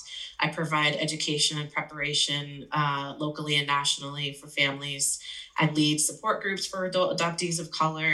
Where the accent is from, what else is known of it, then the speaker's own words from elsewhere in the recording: South Florida, United States; also born or lived in Bogota, Colombia / New Jersey; I grew up in Florida from about age 3 to age 18.